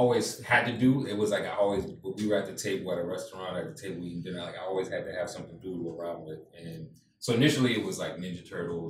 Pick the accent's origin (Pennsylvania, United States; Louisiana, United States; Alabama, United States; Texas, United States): Louisiana, United States; New Orleans; You know, like if I was living in Okinawa, Japan, it was just like, I'm an American or I'm from New Orleans.